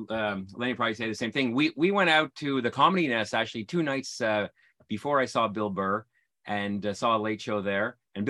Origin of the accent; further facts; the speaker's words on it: Montreal, Quebec, Canada; moved away; I'm originally from Montreal and it was great to go back there.